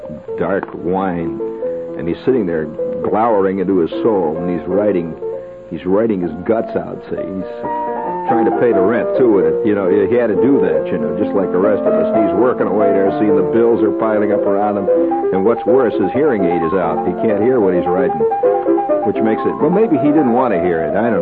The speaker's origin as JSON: {"language": "English", "region": "New York", "country": "United States", "said": "as a New Yorker"}